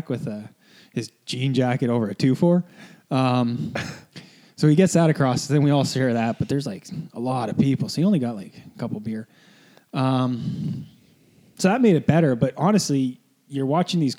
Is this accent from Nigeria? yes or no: no; Canada; Canadians were the opposite. Like, we didn't get to go to the Olympic Village until our event was over